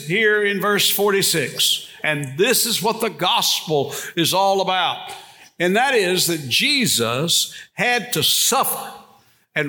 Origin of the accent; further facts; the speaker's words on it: Bastrop, Louisiana, United States; When I was in high school, I grew up over here in Bastrop, about 20 miles from here.